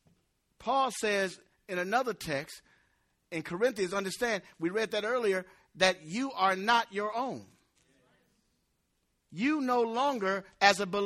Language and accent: English; United States; I never considered myself anything less than an American